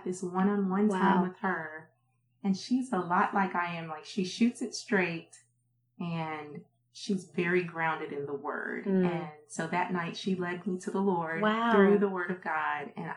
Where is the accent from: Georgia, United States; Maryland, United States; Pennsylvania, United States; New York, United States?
Maryland, United States; Prince George's County; also born or lived in North Carolina / Kansas City; now in Oklahoma, United States; Yeah, I grew up in Maryland. I was born in North Carolina, but raised in Maryland.